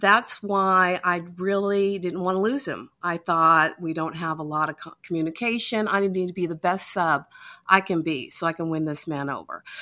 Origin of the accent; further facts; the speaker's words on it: Utah, United States; now in Georgia, United States; I'm originally from Utah